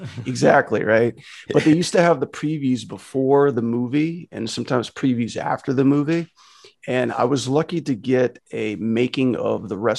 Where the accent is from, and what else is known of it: Louisiana, United States